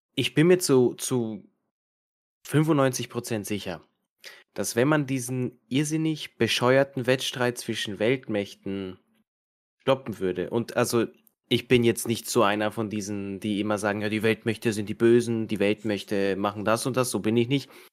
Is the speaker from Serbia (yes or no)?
yes; Serbia; now in Austria; ich bin jetzt ursprünglich aus Serbien